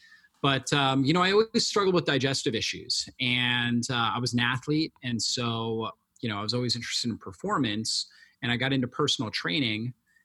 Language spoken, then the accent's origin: English; Florida, United States; I grew up in Florida, and I've been exposed to a lot of sun, been sunburnt more than people should be, because I grew up near the beach and I was surfing a lot and things like that.